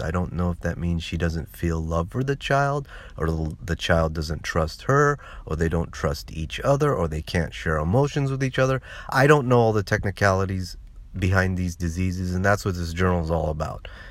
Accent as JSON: {"language": "English", "region": "California", "country": "United States", "tie": "born or raised there", "moved": "yes", "said": "I was born and raised in California"}